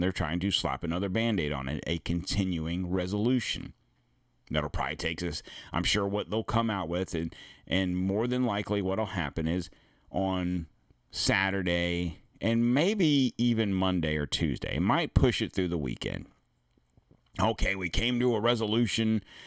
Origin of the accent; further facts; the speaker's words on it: the South, United States; I'm from the South.